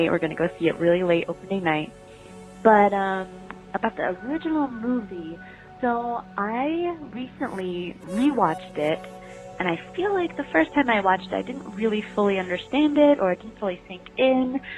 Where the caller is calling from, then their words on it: Lincoln, Massachusetts, United States; I'm from Lincoln, Mass.